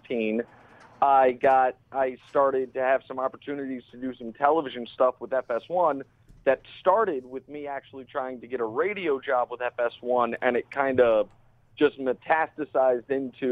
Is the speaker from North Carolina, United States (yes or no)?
no; Kansas City, Missouri, United States; moved away as an adult; also born or lived in Syracuse / Houston; did 5 years of local radio in my hometown in Kansas City